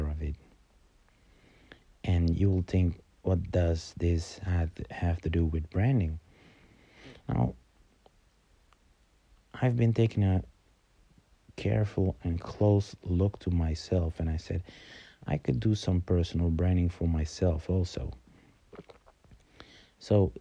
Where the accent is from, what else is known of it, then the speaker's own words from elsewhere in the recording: Amsterdam, North Holland, Netherlands; I'm from Amsterdam